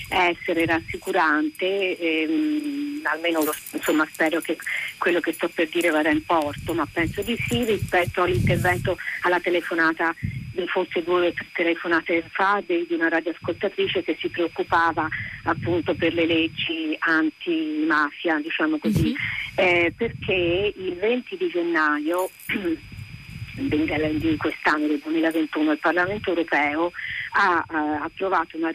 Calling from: Pisa, Tuscany, Italy; siamo da Pisa

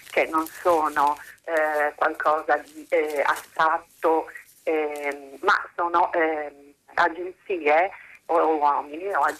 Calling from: Bologna, Emilia-Romagna, Italy; Buongiorno, siamo da Bologna.

